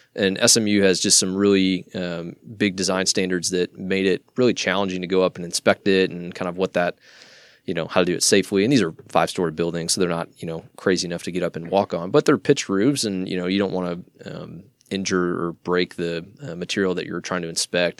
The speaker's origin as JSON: {"language": "English", "region": "Iowa", "country": "United States", "tie": "born or raised there", "moved": "as an adult", "lives_now": "Dallas, United States", "said": "born and raised in Iowa, uh, moved down to Dallas, uh, about ten years ago"}